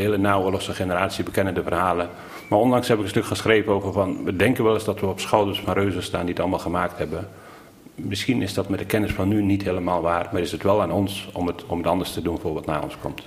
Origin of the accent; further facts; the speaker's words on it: Veluwe, Gelderland, Netherlands; Ik ben opgegroeid op de Veluwe, een prachtige boerderij.